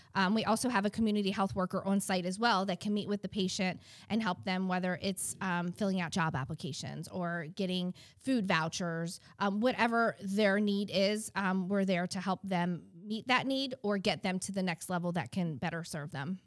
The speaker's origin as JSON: {"language": "English", "town": "Baltimore", "region": "Maryland", "country": "United States", "moved": "yes", "lives_now": "Eastern Shore, Maryland, United States", "said": "I am originally from Baltimore, Maryland. Um, moved down to the Eastern Shore in 2005."}